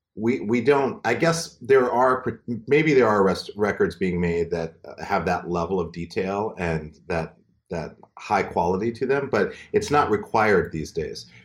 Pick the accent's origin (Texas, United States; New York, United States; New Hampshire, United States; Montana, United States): Montana, United States; moved away; my hometown, Montana